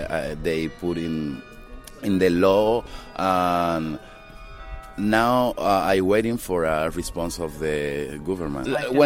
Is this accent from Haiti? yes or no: yes; Haiti; English is a second language; also born or lived in Dominican Republic; I'm an actor and filmmaker, and I come to show God Willing Julie. I'm from Haiti and Dominican Republic, two of them.